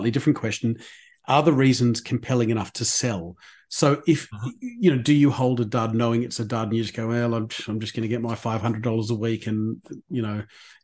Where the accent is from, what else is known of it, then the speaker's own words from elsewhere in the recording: Sydney, New South Wales, Australia; I grew up in Eastwood. That's where I grew up.